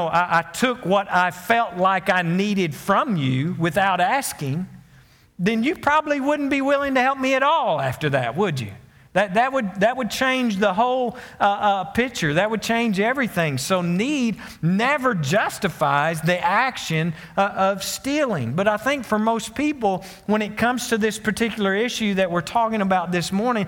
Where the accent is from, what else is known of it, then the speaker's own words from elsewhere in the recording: Conway, Arkansas, United States; moved away as an adult; now in Greenbrier, United States; I was from Conway.